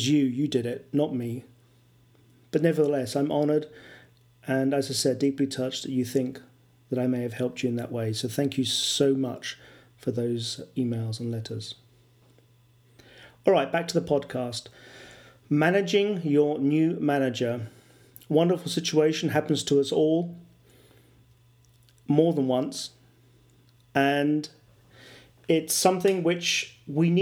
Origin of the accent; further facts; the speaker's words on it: England, United Kingdom; first language English; now in Valpolicella, Italy; I'm an English, mother tongue English person working in an Italian company.